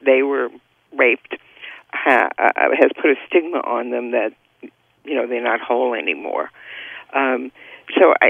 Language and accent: English; New York, United States; moved away as an adult; now in California, United States; I grew up in the Bronx, and I worked in Manhattan